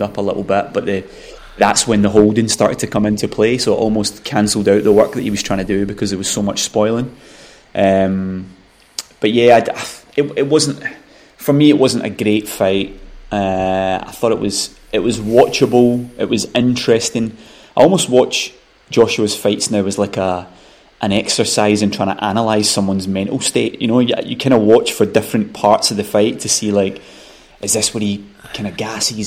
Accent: Scotland, United Kingdom; as a Scottish boxing fan

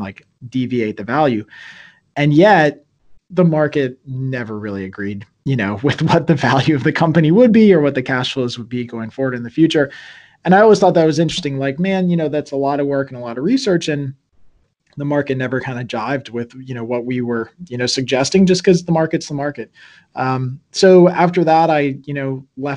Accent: Virginia, United States; moved away as an adult; also born or lived in New York; now in Pennsylvania, United States; I was originally from Virginia

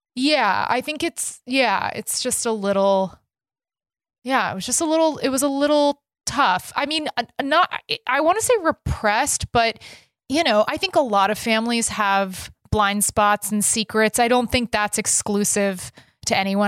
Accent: Texas, United States; I grew up in Texas, my and my my dad's from Texas, my mom's from New Jersey

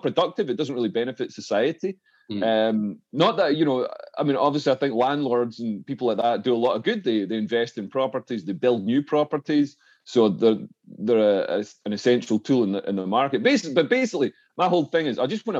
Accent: Scotland, United Kingdom; now in London, United Kingdom; as a Scot

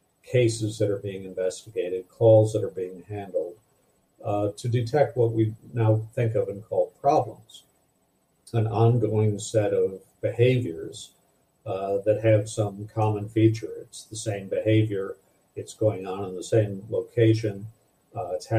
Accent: Madison, Wisconsin, United States; the city where I grew up in Madison, Wisconsin

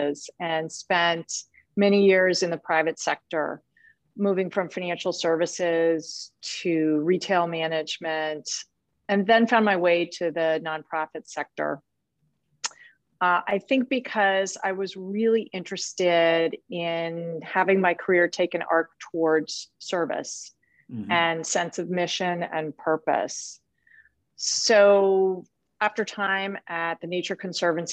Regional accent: Chicago, Illinois, United States; I grew up in Chicago, outside of Chicago

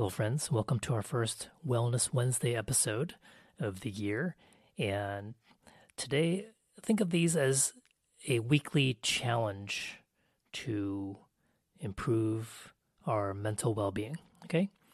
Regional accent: United States; I'm Asian American

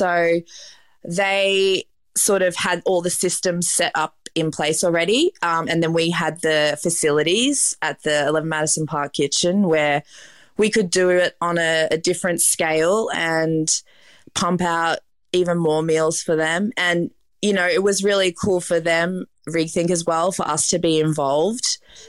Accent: Melbourne, Victoria, Australia; I'm from Melbourne. So, you know, Melbourne's considered a big city in Australia, but it felt like a small town in comparison to New York.

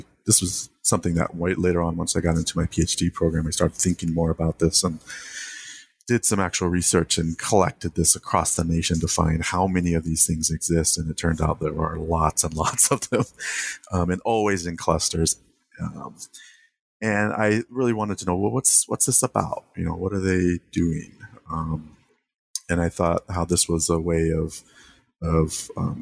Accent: Santa Rosa, California, United States; when I grew up in the Bay Area, in the particular town, Santa Rosa, California

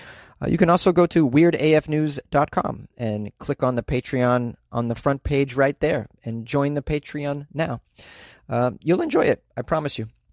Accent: Massachusetts, United States; born and raised in Massachusetts

